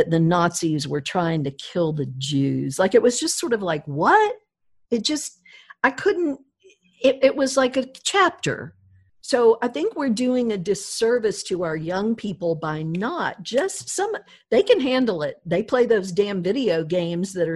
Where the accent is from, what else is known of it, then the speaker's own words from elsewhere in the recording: Deep South, United States; growing up in the South, the Deep South